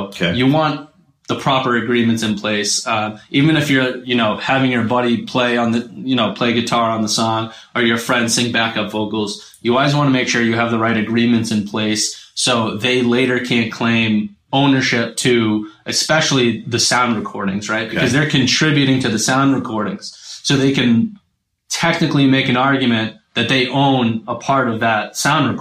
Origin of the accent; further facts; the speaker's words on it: Boston, Massachusetts, United States; moved away as an adult; also born or lived in New Hampshire; now in Nashville, United States; I'm originally from Boston, Massachusetts. Grew up there.